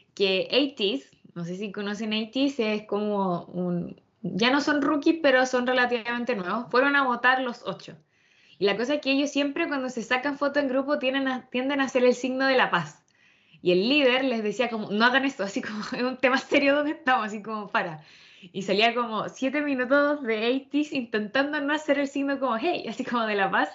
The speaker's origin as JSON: {"language": "Spanish", "country": "Chile", "said": "como artistas chilenos"}